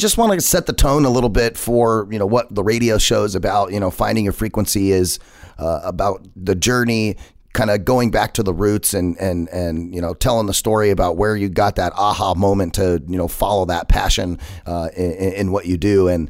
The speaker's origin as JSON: {"language": "English", "region": "Arizona", "country": "United States", "tie": "born or raised there", "said": "that's cool that you're an Arizona native. I am as well. Been here my whole life and absolutely love everything Arizona."}